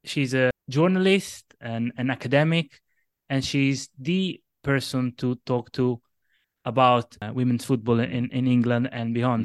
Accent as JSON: {"language": "English", "town": "Locri", "region": "Calabria", "country": "Italy", "tie": "born or raised there", "moved": "as an adult", "lives_now": "Derby, United Kingdom", "said": "my home team is a small Italian team called Acilocri, um, from my hometown"}